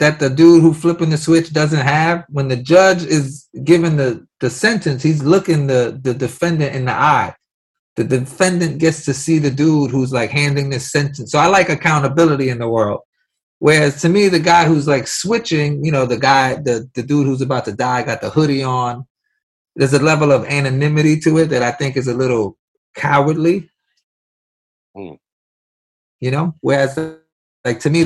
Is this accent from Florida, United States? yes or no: no; New York City, New York, United States; I grew up in New York City